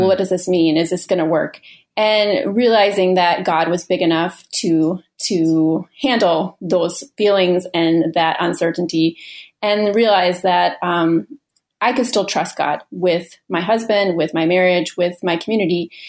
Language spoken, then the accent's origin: English; Minneapolis, Minnesota, United States; I'm a writer from Minneapolis, Minnesota